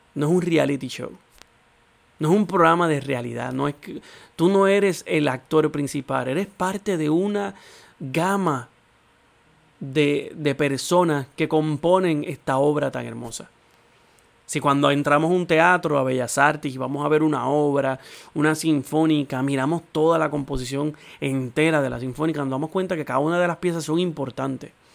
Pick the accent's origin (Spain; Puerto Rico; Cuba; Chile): Puerto Rico; nosotros como puertorriqueños